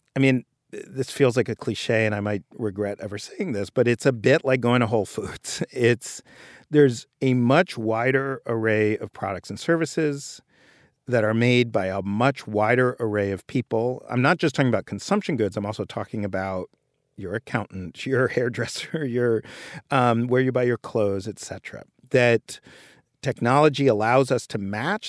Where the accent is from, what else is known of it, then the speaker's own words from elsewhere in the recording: New York, United States; I grew up in Greenwich Village and I, in New York